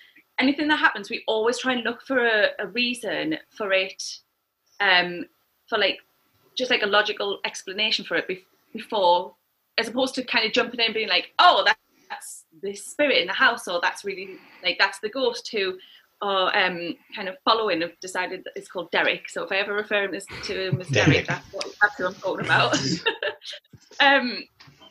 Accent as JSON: {"language": "English", "town": "Newcastle upon Tyne", "region": "North East England", "country": "United Kingdom", "moved": "yes", "said": "I'm from Newcastle"}